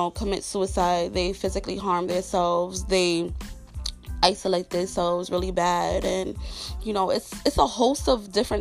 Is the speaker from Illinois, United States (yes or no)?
no; New York City, New York, United States; I'm a black chick growing up in Brooklyn.